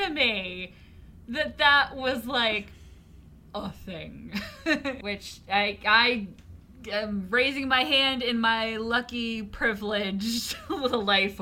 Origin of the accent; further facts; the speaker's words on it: Connecticut, United States; growing up in Waspy, Connecticut